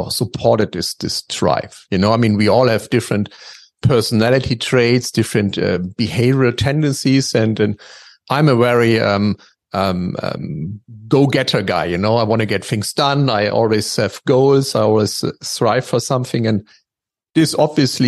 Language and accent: English; Dresden, Saxony, Germany; I grew up in Dresden, which is basically on the eastern part of Germany.